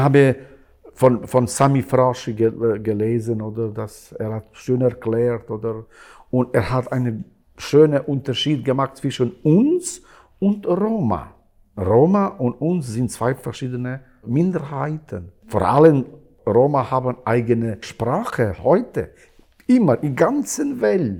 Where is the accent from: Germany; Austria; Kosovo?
Kosovo; German is a second language; now in Switzerland; ich bin in Kosovo äh, geboren